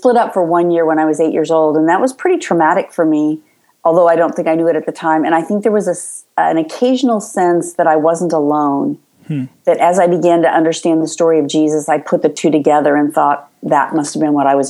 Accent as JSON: {"language": "English", "town": "Los Angeles", "region": "California", "country": "United States", "tie": "born or raised there", "also_born_or_lived": "Chicago", "said": "I was born in Los Angeles, California. I am a second generation LA girl, which is unusual."}